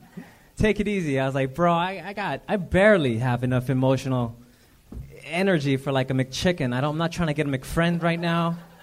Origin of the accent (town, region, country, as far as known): La Mirada, California, United States; now in Whittier, United States